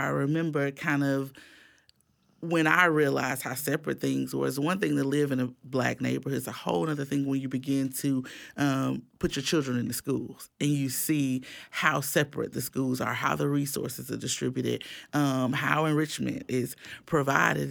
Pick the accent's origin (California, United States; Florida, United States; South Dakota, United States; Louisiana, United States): Florida, United States; Miami; now in Tallahassee, United States; I grew up in Miami